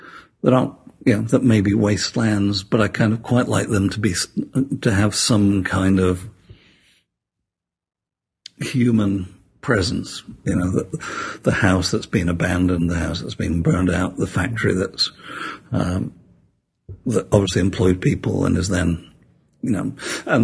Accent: Sheffield, Yorkshire and the Humber, United Kingdom; I was born in Sheffield, which is a steel town in the north of England. And as I grew up, the steel industry died.

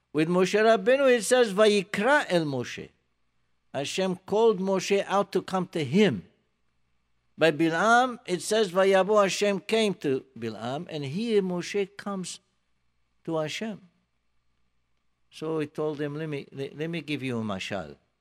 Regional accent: Morocco; now in United States; I'm from Morocco

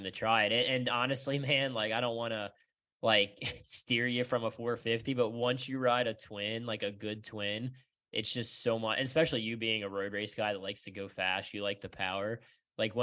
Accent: United States; as an American racer

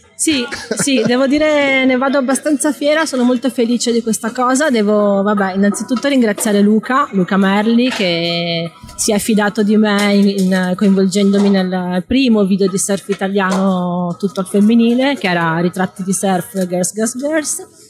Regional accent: Padua, Veneto, Italy; di Padova, cioè non sono nata alle Hawaii, non sono nata in Sudafrica

